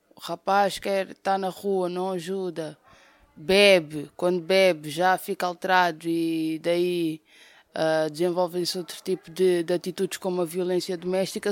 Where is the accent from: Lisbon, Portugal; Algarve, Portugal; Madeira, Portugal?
Lisbon, Portugal; Amadora; sou do bairro da Cova da Moura